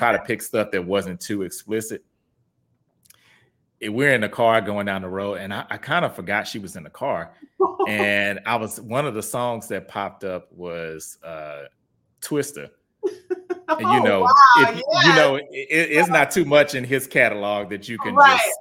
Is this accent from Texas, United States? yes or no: yes; Houston, Texas, United States; moved away as an adult; now in Dallas, United States; I'm from Houston originally